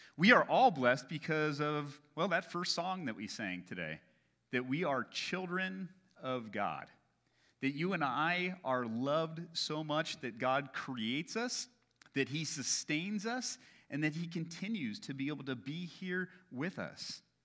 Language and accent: English; United States; as Americans